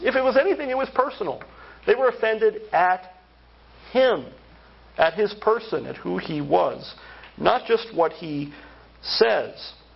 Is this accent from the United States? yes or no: yes; central Pennsylvania, United States; moved away; central Pennsylvania, oh, it was like this when I grew up